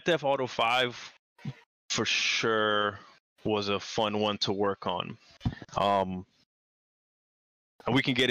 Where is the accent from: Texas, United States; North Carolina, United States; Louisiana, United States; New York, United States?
New York, United States; New York City; moved away as an adult; also born or lived in Long Island / Orlando; I'm from New York City